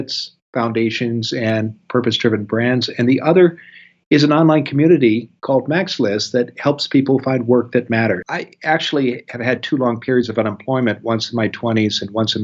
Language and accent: English; Iowa, United States; moved away as an adult; also born or lived in Washington, D.C. / Boston; now in Pacific Northwest, United States; My roots are in the Midwest. I grew up in Iowa